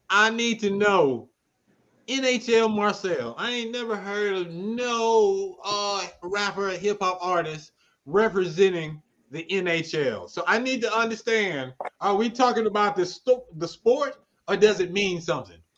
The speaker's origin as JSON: {"language": "English", "town": "Cleveland", "region": "Mississippi", "country": "United States", "said": "I'm originally from Mississippi. I'm from Cleveland, Mississippi."}